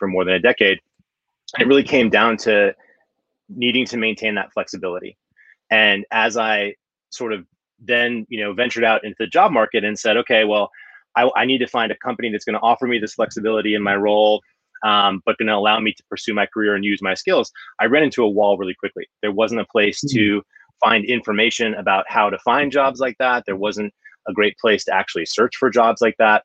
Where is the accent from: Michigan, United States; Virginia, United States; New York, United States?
New York, United States; moved away as an adult; also born or lived in San Francisco Bay Area; I grew up in New York on the East Coast